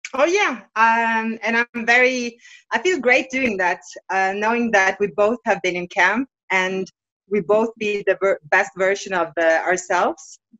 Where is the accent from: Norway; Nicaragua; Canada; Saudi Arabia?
Norway; Bergen, Vestland; my hometown Bergen in Norway